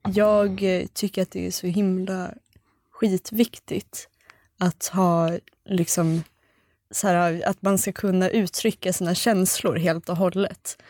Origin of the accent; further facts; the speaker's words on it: Sweden; vi är svenskar